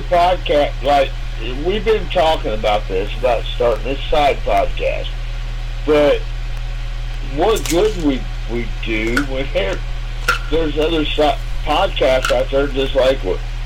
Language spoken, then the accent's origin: English; Kansas City, Missouri, United States; now in Lake of the Ozarks, United States; I'm from Kansas City, not St. Louis.